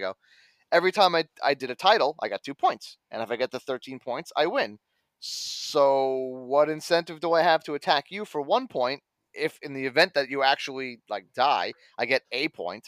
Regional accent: New York, United States; I'm a New Yorker

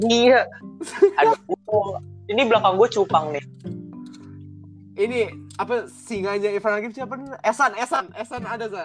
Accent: Bekasi, West Java, Indonesia; gue asal Bekasi.

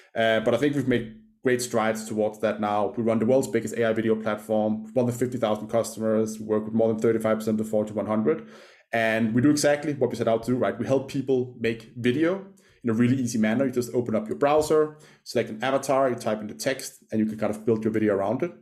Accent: Copenhagen, Capital Region of Denmark, Denmark; I grew up in Denmark, uh, in Copenhagen. That That's where the accent's from.

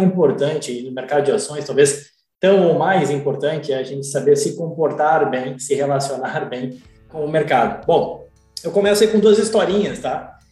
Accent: Gaúcho, Rio Grande do Sul, Brazil; moved away as an adult; also born or lived in England / Ireland / Vitória, Espírito Santo / Rio de Janeiro; now in Miami, United States; sou gaúcho, gremista, mas estou aqui em Miami

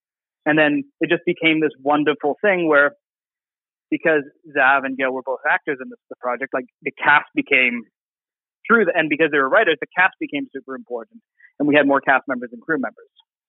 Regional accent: Alberta, Canada; born there; Anglophone, born in Quebec to a, born in Alberta to a military family. You know, this is, I could identify as Canadian as a child.

